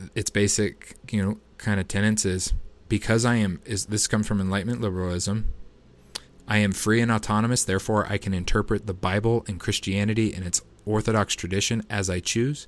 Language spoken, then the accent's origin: English; United States; as an American citizen